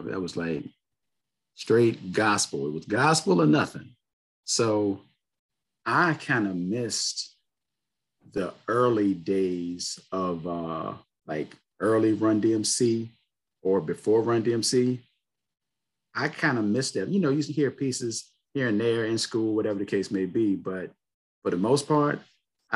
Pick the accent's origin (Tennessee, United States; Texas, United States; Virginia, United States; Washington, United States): Virginia, United States; Richmond; I've lived in Virginia my whole life.